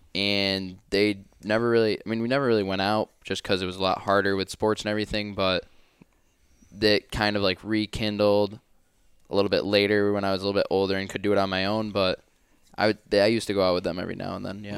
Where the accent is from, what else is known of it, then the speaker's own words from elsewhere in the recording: Finger Lakes region, New York, United States; I'm from the Finger Lakes region in New York